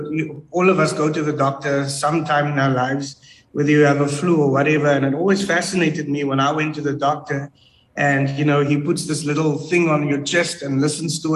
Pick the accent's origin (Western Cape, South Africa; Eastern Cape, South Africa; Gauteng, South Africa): Western Cape, South Africa; Cape Town; I grew up in the Cape Flats